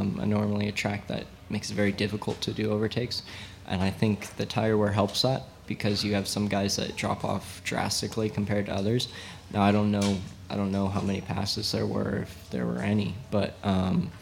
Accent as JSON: {"language": "English", "town": "Santa Clarita", "region": "California", "country": "United States", "tie": "born or raised there", "said": "I grew up in Santa Clarita. I still live there."}